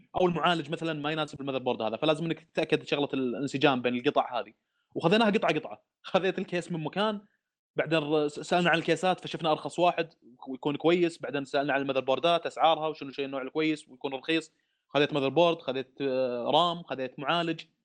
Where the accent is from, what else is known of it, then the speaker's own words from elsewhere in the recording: Saudi Arabia; عندنا في السعوديه